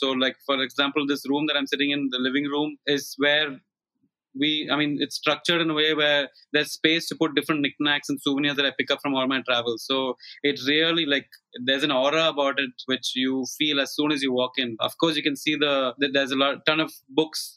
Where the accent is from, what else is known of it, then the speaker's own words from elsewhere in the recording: Kochi, Kerala, India; moved away as an adult; now in Mumbai, India; I grew up in Cochin until I was 17, and I've been away from Cochin ever since.